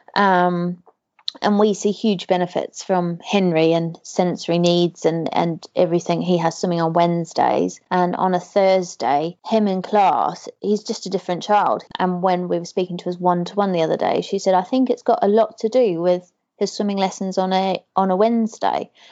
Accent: New Zealand; moved away; growing up in New mm-hmm. Zealand

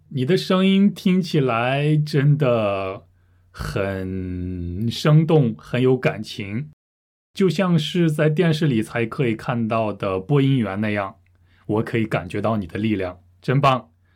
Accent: Russia; Chinese is a second language; 我是俄罗斯人

